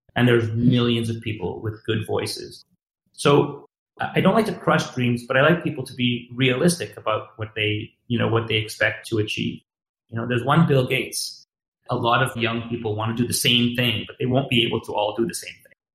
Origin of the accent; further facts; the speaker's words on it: Montreal, Quebec, Canada; I grew up in Montreal